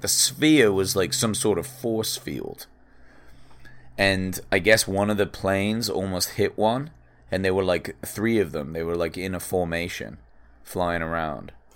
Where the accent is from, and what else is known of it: England, United Kingdom; now in United States